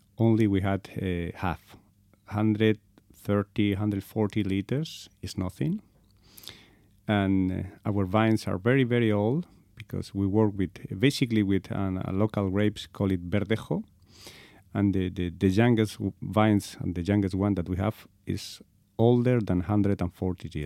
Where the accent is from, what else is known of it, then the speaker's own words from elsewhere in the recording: Spain; English is a second language; also born or lived in Segovia, Spain; I'm from Spain. I'm living in a very small place in Segovia, is the province